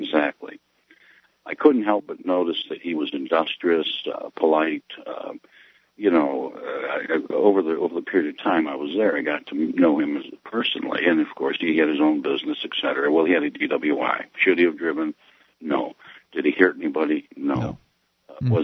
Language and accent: English; New York, United States; moved away; I'm from New York State originally